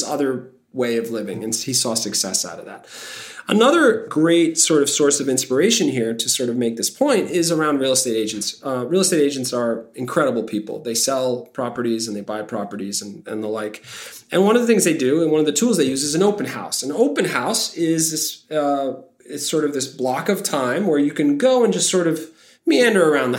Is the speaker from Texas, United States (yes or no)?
no; New York City, New York, United States; I am from Bay Ridge, Brooklyn